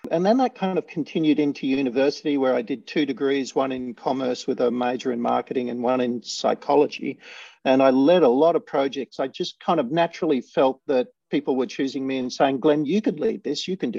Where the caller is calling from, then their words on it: Sydney, New South Wales, Australia; I'm in Sydney, Australia.